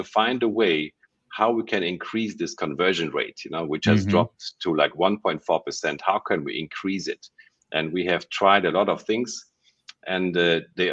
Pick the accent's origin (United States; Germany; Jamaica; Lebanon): Germany; moved away as an adult; also born or lived in Ukraine / Munich, Germany; now in Malaysia; I was born in Ukraine. I was raised in Germany